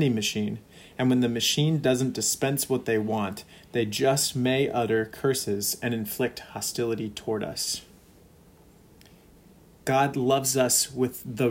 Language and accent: English; California, United States; now in Minnesota, United States; a Californian turned Minnesotan